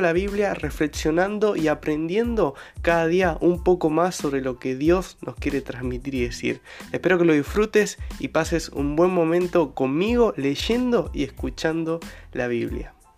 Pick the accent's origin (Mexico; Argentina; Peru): Argentina; soy de Argentina